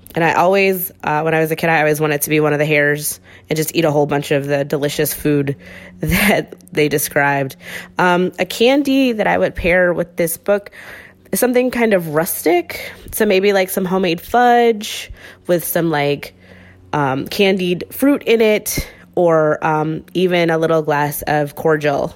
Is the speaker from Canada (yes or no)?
no; Chicago, Illinois, United States; I'm from Chicago